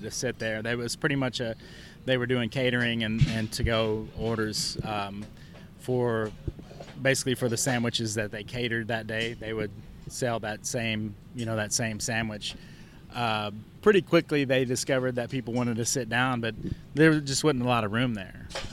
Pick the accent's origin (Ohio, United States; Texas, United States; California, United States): Texas, United States; Pflugerville; I was from Pflugerville